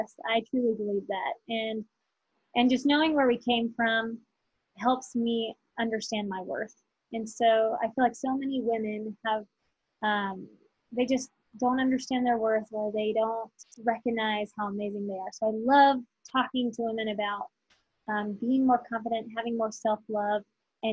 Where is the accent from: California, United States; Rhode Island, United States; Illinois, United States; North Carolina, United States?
North Carolina, United States; we're from North Carolina